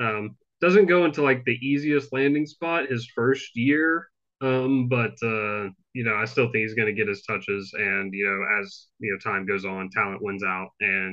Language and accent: English; Deep South, United States; growing up in the Deep South